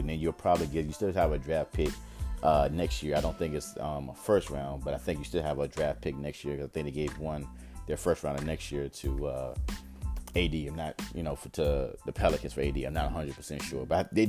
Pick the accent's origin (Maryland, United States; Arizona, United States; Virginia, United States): Virginia, United States; Richmond; I am from Richmond, Virginia, and VCU runs this whole area here